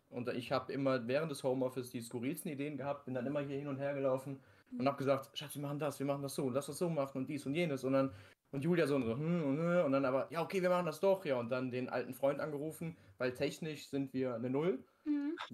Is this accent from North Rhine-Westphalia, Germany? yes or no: yes; North Rhine-Westphalia, Germany; Wir kommen aus NRW, arbeiten beide auch noch nebenbei im Büro.